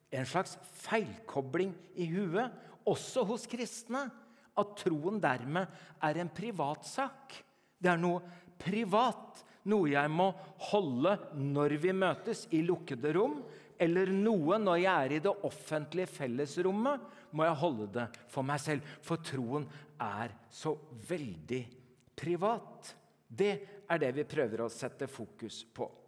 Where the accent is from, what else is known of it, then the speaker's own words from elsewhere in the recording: Norway; born there; Så jeg er ikke kristen fordi jeg er født i Norge.